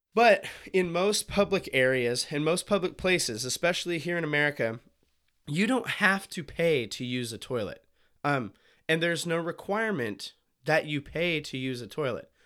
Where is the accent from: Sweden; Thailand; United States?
United States; Montana; now in Willamette Valley, Oregon, United States; I'm from Montana